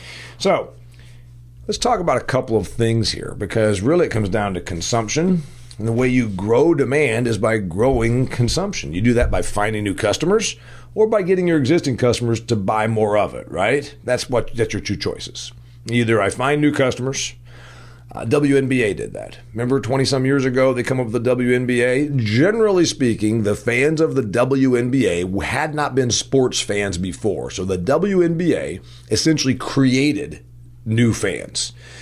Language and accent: English; Indiana, United States; We grow a lot of it here in my home state of Indiana.